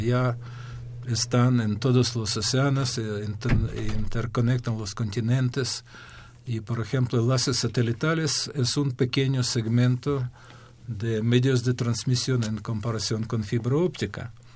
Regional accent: Ukraine; Spanish is a second language; moved away as an adult; also born or lived in Kyiv, Ukraine; now in Mexico; yo soy de Ucrania, hice mis estudios hasta nivel de doctorado en Ucrania.

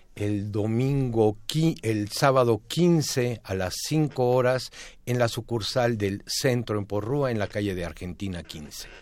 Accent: Mexico; como mexicanos

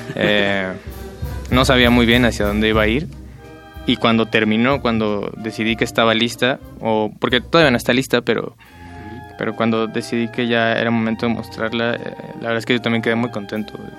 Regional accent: Michoacán, Mexico; música de mi tierra

